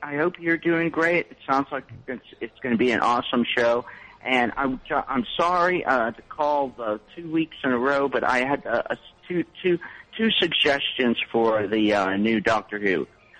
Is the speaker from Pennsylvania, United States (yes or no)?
yes; Pittsburgh, Pennsylvania, United States; Well, you know, I try to do comedy, and yet I can't, because I'm from Pittsburgh.